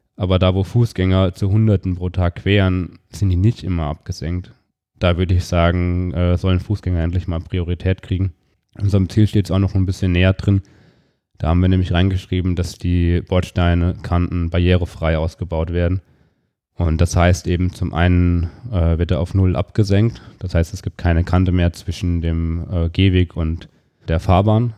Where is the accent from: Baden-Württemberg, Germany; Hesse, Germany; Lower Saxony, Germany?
Hesse, Germany; Fulda area; moved away as an adult; now in Darmstadt, Germany; In Fulda, da habe ich mein Abitur gemacht